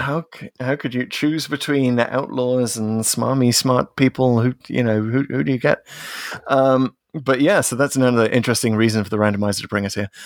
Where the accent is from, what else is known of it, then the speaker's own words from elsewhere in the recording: United Kingdom; also born or lived in near Hadrian's Wall; as a Brit